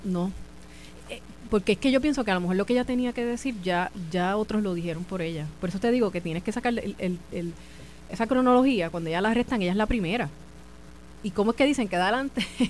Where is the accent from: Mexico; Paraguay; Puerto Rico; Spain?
Puerto Rico; Carolina; mi pueblo de Calorina